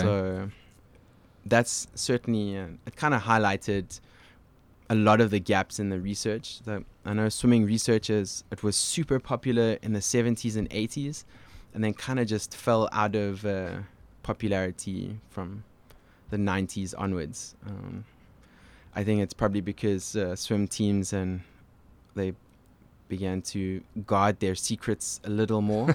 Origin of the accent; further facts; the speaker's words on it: Cape Town, Western Cape, South Africa; moved away as an adult; now in Montreal, Canada; I grew up in Cape Town.